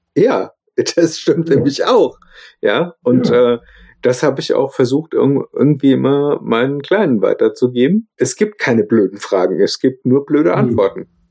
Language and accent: German; Germany; accent: German accent (in English); mein Englisch ich stehe zu meinem deutschen Akzent, kultiviere den